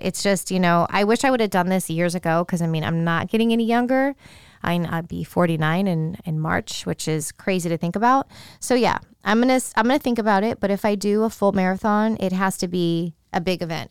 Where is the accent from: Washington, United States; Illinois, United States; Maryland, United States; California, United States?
California, United States; San Francisco; I do like the San Francisco forty-niners a lot because they're, you know, my hometown.